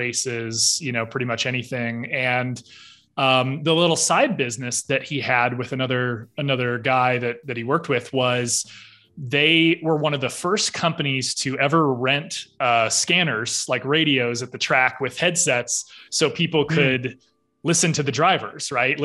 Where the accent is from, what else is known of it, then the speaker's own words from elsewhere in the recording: Fort Wayne, Indiana, United States; I was born and raised in Fort Wayne, Indiana, to my two parents